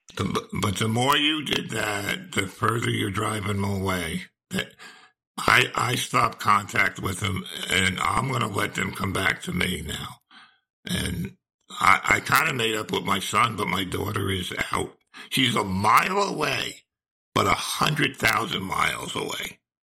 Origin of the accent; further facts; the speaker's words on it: New Jersey, United States; moved away as an adult; now in Charleston, United States; I was born and raised in New Jersey